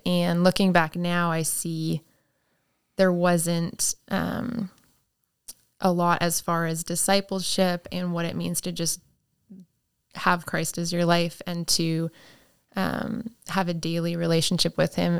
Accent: Saskatchewan, Canada; I grew up in Saskatchewan, Canada

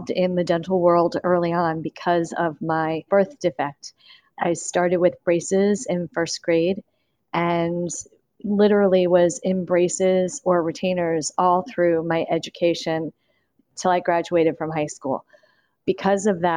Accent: Maryland, United States; I'm from Maryland originally.

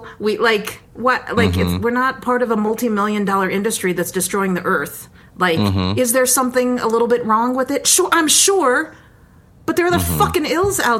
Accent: New Mexico, United States; everybody knows I'm from New Mexico.

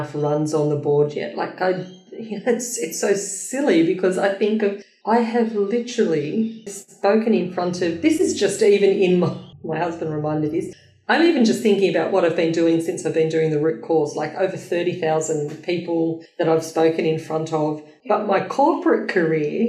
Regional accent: Australia; I'm an Aussie chick, you know, like I'm from little Australia, you know, down the bottom

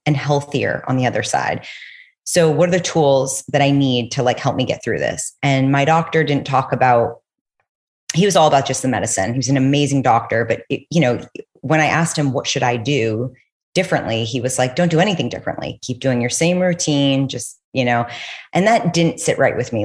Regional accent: New York City, New York, United States; also born or lived in Los Angeles; I'm from New York City. I went to college in LA. And right after I graduated, I went back home to New York

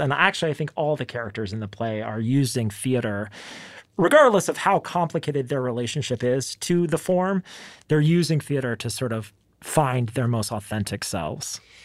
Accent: Dallas, Texas, United States; I'm from Dallas, and, you know, this is the place that raised us

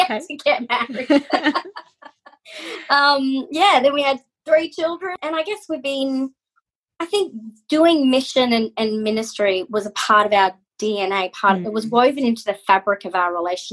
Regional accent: Mackay, Queensland, Australia; accent: Aussie; moved away as an adult; also born or lived in Brisbane, Australia; I was born in Mackay, and bred.

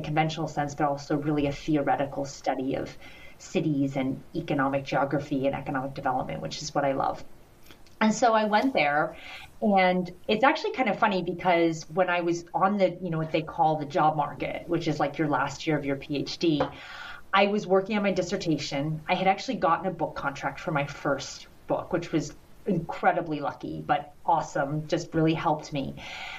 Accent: Parkersburg, West Virginia, United States; I was born in Parkersburg, West Virginia, and for a long time I was kind of embarrassed

